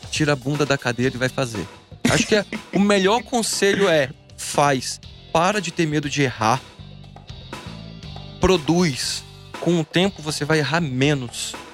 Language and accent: Portuguese; Guarapari, Espírito Santo, Brazil; moved away; eu sou de Guarapari. Uhum. Eu era pequeno em Guarapari.